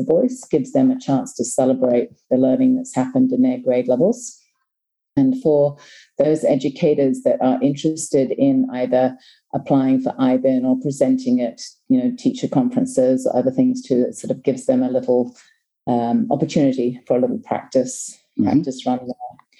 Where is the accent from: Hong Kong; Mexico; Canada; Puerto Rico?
Hong Kong; also born or lived in New Zealand; now in Thailand; As a person, I am originally from New Zealand, but was raised in Hong Kong. I did all my primary and secondary school in Hong Kong, and have worked throughout the Asia Pacific region, so Hong Kong, China, Vietnam, and now Thailand.